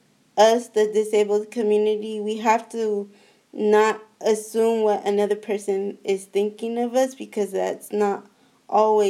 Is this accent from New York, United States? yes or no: no; San Francisco, California, United States; I am from San Francisco, the Bay Area. I was born and raised there